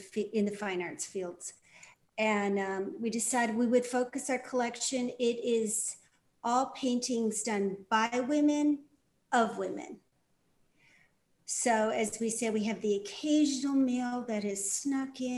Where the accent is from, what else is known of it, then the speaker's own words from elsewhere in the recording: Dearborn, Michigan, United States; I'm from Michigan. I was born in Dearborn.